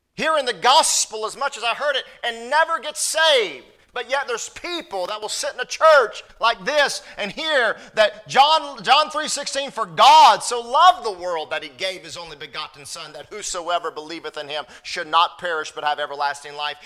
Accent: North Carolina, United States; I'm from North Carolina

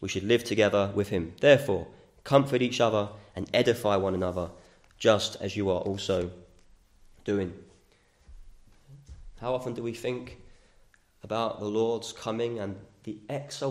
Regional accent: United Kingdom; We're British

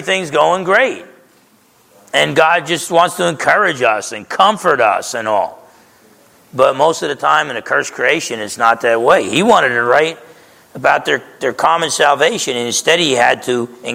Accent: New Jersey, United States; I grew up in New Jersey

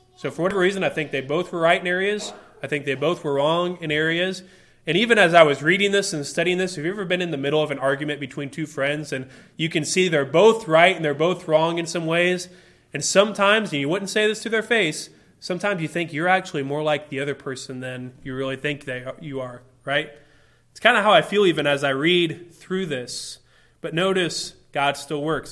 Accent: United States; my rights as an American outweigh my rights as a Christian

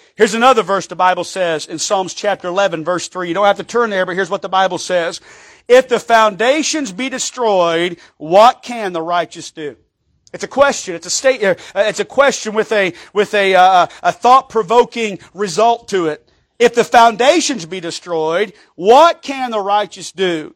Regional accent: United States; I'm an American

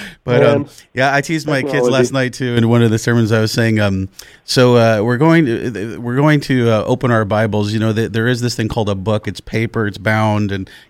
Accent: Western New York, United States; moved away as an adult; now in San Diego, United States; I grew up in Western New York, went to seminary in Western PA, so I know my share of snow, but I've been here so long, over a decade.

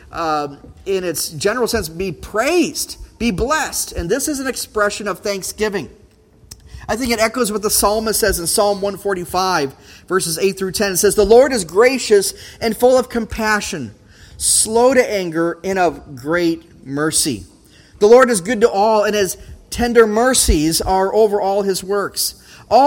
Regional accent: Brainerd, Minnesota, United States; Growing up in Brainerd area

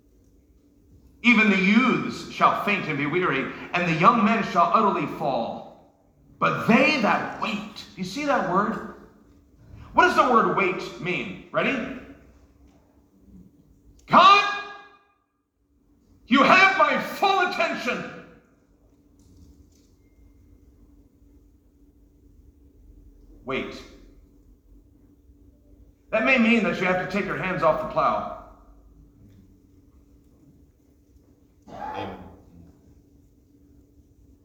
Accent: New York, United States; I'm from New York. My dad's from Brooklyn. My mother's from New Jersey.

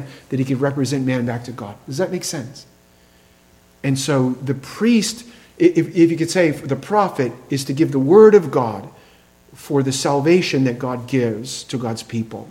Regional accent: Massachusetts, United States; we had a large Jewish population in my town in Massachusetts

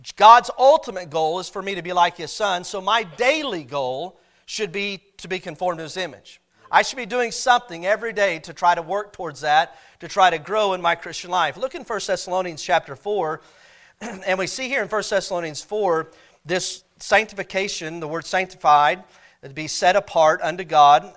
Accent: Cassville, Missouri, United States; I grew up in Castle, Missouri

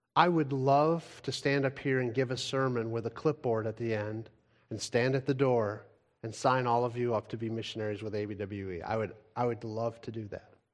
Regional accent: United States; as an American

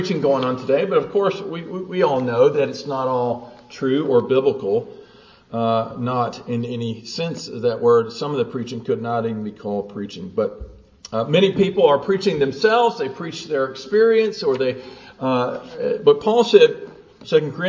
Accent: the South, United States; I grew up in the South

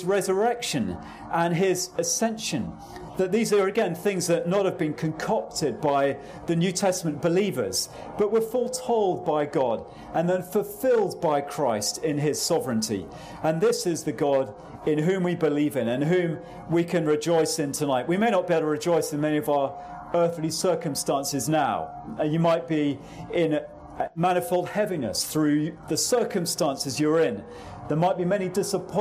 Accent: England, United Kingdom

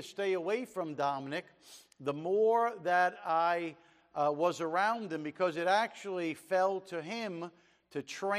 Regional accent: Jersey City, New Jersey, United States; moved away as an adult; also born or lived in China; We were born and raised in Jersey City and grew up there together

